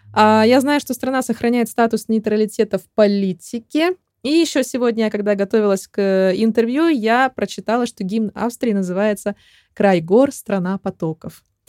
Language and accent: Russian; Chelyabinsk, Chelyabinsk Oblast, Russia; now in Spain; в моем родном Челябинске